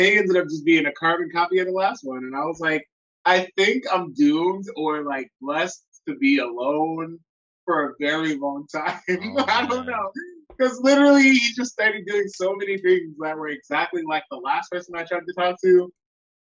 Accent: Long Island, New York, United States; I grew up on Long Island, New York

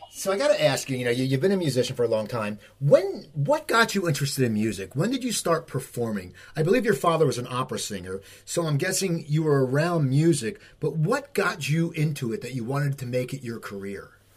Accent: New Jersey, United States; also born or lived in Los Angeles; We're both from New Jersey, and I lived in LA for years

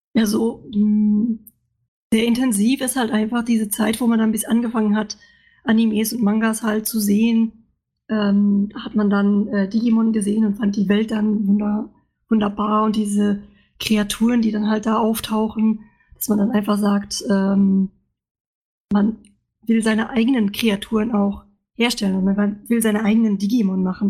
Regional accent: Luxembourg; moved away as an adult; now in Stuttgart, Germany; Ich bin eigentlich aus Luxemburg und äh, bin für mein Studium in Stuttgart gelandet

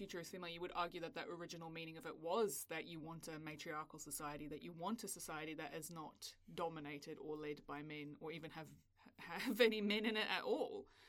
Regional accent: South Africa; now in New Zealand; I grew up in South Africa.

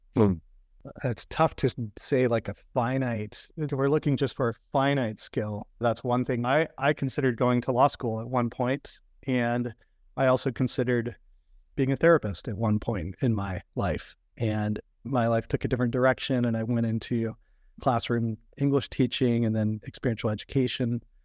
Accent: Virginia, United States; moved away as an adult; also born or lived in Florida; I grew up in Virginia and I grew up around boats on the Chesapeake Bay and the James River.

